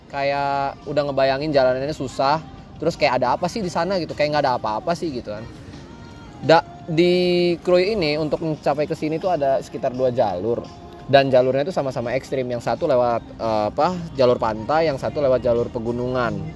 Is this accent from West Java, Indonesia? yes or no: no; Lampung, Indonesia; gue itu orang asal gue tuh dari Lampung